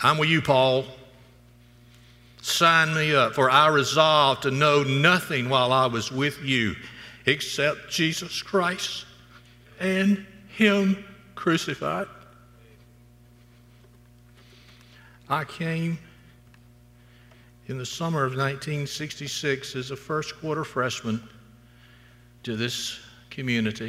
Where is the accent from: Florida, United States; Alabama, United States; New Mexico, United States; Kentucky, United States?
Alabama, United States; Florala; moved away as an adult; now in Auburn, United States; my hometown, Florilla High School, 1970